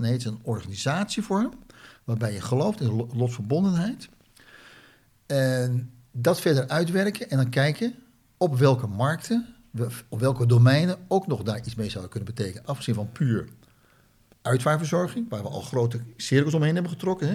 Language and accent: Dutch; Netherlands; Ik ben ook Nederlander